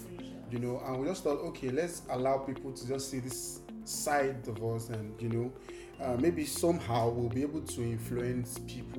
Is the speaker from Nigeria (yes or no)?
no; Singapore; Yes, I'm from Singapore.